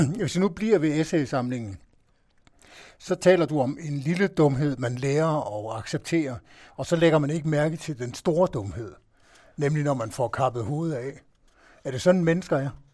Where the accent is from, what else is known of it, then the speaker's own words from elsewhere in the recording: Denmark; vi i Danmark